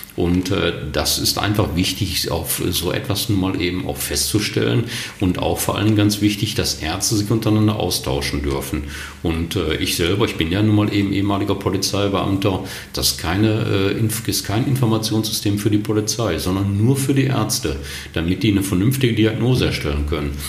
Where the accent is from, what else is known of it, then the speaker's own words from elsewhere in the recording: Germany; bei uns in Deutschland